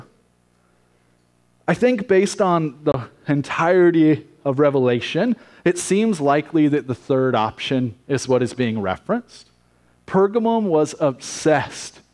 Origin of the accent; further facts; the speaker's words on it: United States; as American Christians